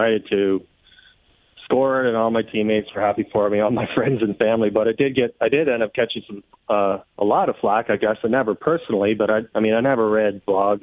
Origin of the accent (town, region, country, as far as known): Seaforth, Ontario, Canada; born or raised there; now in Kitchener-Waterloo, Canada